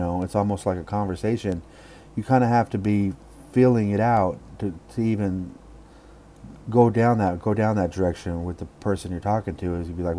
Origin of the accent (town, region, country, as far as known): Oakland, California, United States; born or raised there